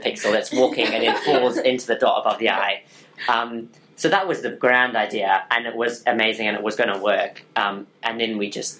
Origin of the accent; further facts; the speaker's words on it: Zimbabwe; I'm from Zimbabwe.